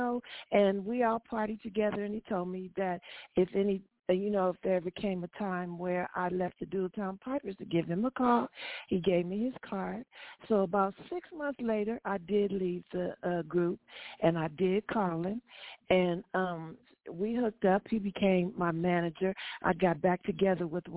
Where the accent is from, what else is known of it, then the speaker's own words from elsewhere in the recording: Los Angeles, California, United States; I went to Dorsey. I'm a Dorsey guy